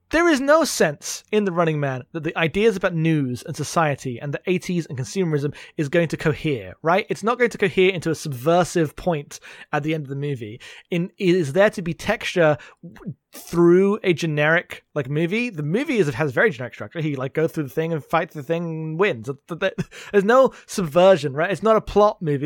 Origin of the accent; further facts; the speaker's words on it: United Kingdom; I'm too British